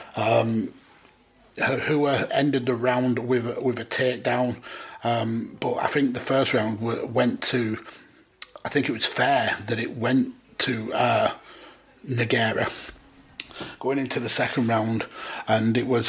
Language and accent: English; United Kingdom; being British